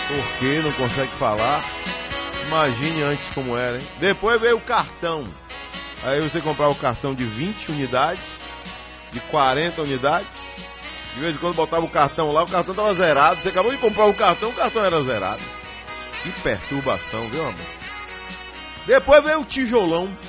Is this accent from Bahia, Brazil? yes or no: yes; Itabuna, Bahia, Brazil; Sou, nascido em Itabuna. Nasci em Itabuna.